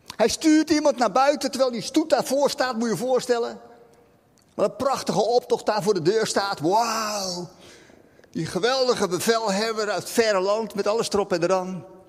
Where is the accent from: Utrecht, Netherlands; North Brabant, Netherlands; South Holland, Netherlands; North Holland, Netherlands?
South Holland, Netherlands; Rotterdam; als Rotterdammer snap ik dat